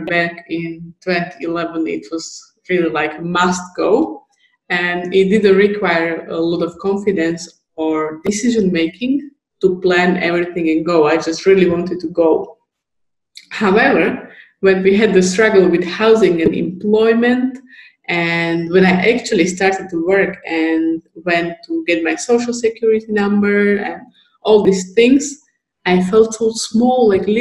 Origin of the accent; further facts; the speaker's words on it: Slovakia; We are both from Slovakia, not living far from each other.